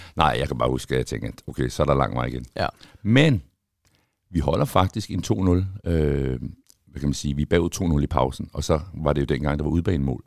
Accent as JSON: {"language": "Danish", "town": "Copenhagen", "region": "Capital Region of Denmark", "country": "Denmark", "tie": "born or raised there", "said": "har jeg født og opvokset i København"}